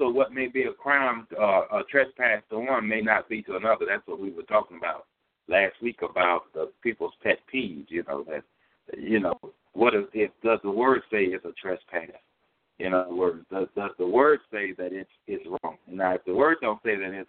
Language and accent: English; Louisiana, United States; moved away as an adult; also born or lived in California; I'm from Louisiana